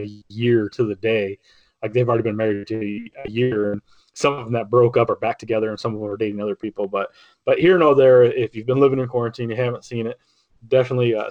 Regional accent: United States; I grew up on Lake Erie

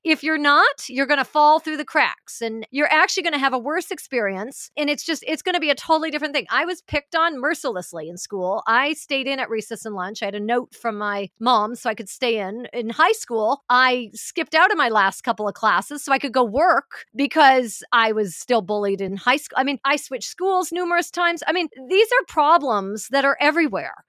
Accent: Vancouver, British Columbia, Canada; moved away as an adult; also born or lived in Los Angeles; we've ended up back here in Vancouver, my hometown

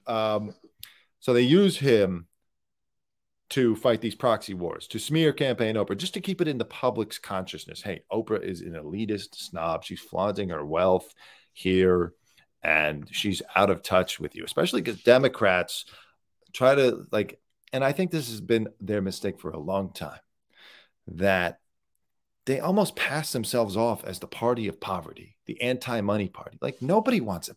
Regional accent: United States; as an American

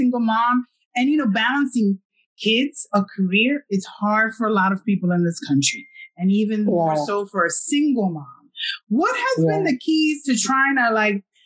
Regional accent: New York, United States; as a New Yorker

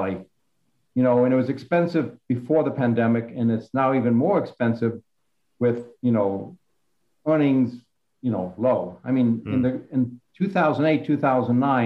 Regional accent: D.C., District of Columbia, United States; I grew up outside of Washington, D.C.

